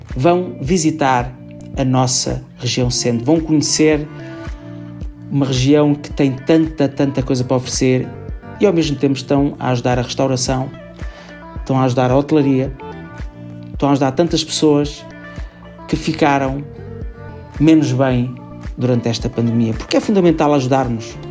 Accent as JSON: {"language": "Portuguese", "town": "Vieira de Leiria", "region": "Leiria District", "country": "Portugal", "tie": "born or raised there", "moved": "yes", "said": "vou voltar a uma praia e uma vila onde cresci, onde me tornei artista e me fez feliz. Vieira de Laria e Praia da Vieira."}